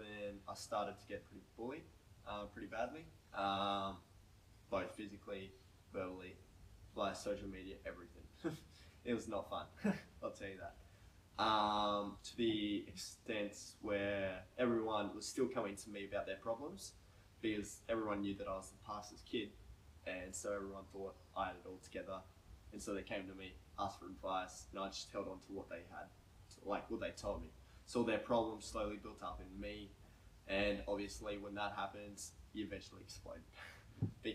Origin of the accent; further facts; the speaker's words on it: Oakey, Queensland, Australia; now in New South Wales, Australia; up in my hometown, Oakey, where I was born in Queensland. Queenslander all the way.